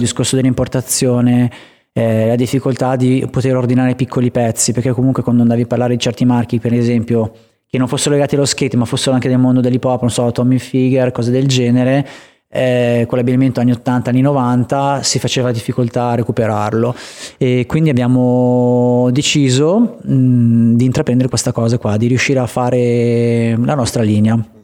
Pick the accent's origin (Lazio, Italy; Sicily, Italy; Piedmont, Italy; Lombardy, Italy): Lombardy, Italy; Vigevano; negli spot che, mm, nel quale sono cresciuto anche a livello skatistico